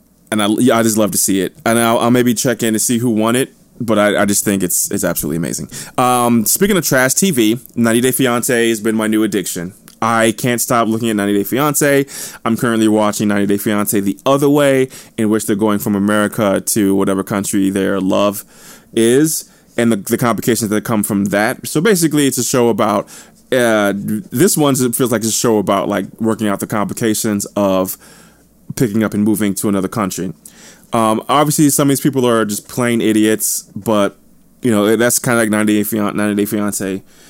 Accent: New Jersey, United States; also born or lived in St. Louis, Missouri; Obviously, I'm not looking forward to the winter, but I kind of am, because I'm from New Jersey and St. Louis, so I'm accustomed to winters.

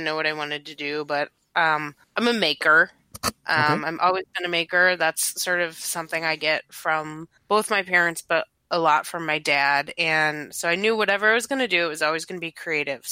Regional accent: Chicago, Illinois, United States; moved away; also born or lived in Milwaukee area, Wisconsin; I grew up in Chicago, and then I moved to Milwaukee area

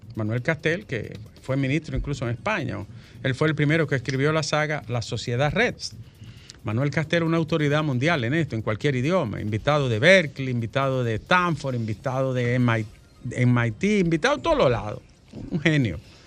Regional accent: Dominican Republic; yo soy de Arroyo Toro

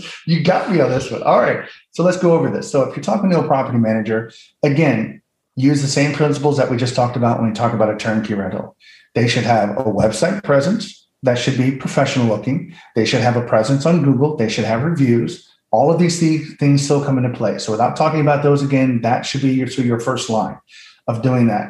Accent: St. Louis, Missouri, United States; I'm from St. Louis.

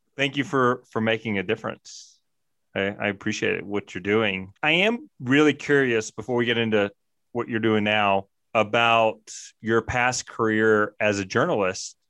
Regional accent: Mississippi, United States; now in Jackson Hole, United States; I grew up in Mississippi

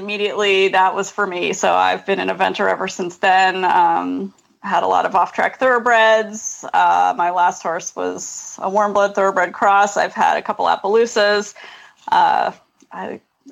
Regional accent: California, United States; moved away as an adult; also born or lived in Lexington, Kentucky; I moved from Lexington, Kentucky back to my home state of California

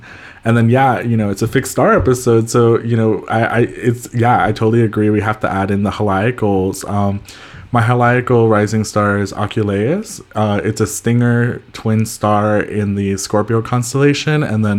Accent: El Salvador; born there; I was born in El Salvador in Central America.

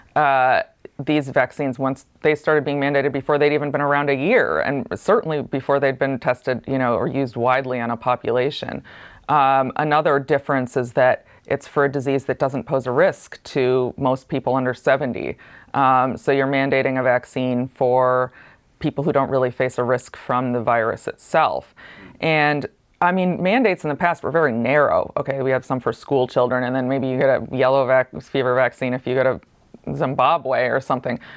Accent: Ithaca, New York, United States; I grew up in Ithaca, New York, which is, like, the most hippie place you can imagine

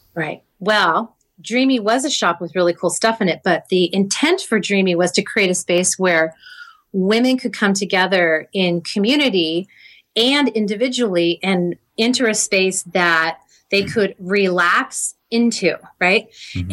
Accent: Cardiff-by-the-Sea, California, United States; I grew up in Cardiff by the Sea, California.

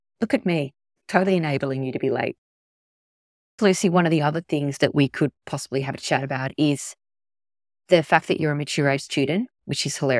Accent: Tasmania, Australia; Because I grew up in Tassie and it was always really cold and it was winter mid-year exams.

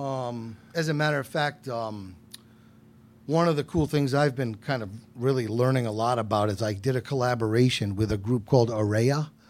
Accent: Westerly, Rhode Island, United States; also born or lived in New Orleans; now in Providence, United States; I was born and raised in Westerly

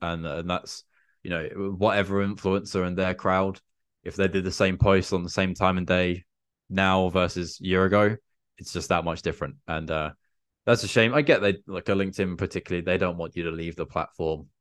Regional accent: England, United Kingdom; I'm an English dude

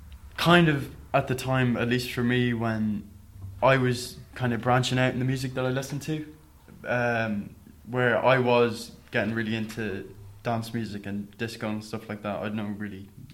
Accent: Cootehall, Connacht, Ireland

